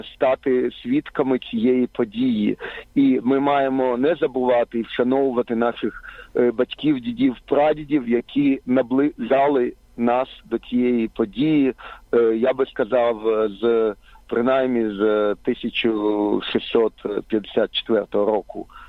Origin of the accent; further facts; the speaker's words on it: Ukraine; я виріс на окупованій території, в окупованій Україні